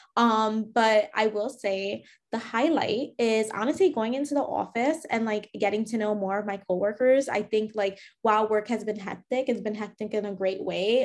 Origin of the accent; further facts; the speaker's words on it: New York, United States; I grew up in New York